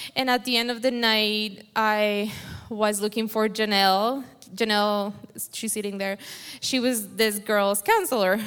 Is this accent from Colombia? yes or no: yes; Colombia; first language Spanish; English is a second language; moved away; I have an accent. I was born in Colombia, so my English isn't very fluent when I pray. I rather just pray in Spanish is easier